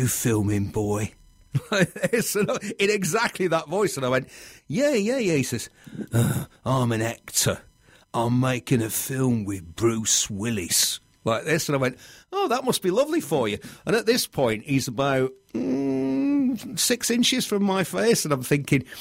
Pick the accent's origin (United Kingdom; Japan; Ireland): United Kingdom; Bury, North West England; my hometown of Bury in Lancashire